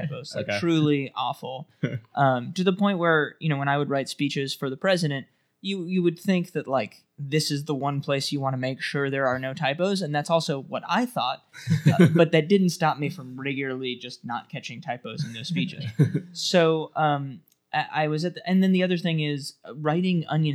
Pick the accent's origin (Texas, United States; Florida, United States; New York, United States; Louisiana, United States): New York, United States; New York City; I grew up in New York City, so I used to go to the comedy clubs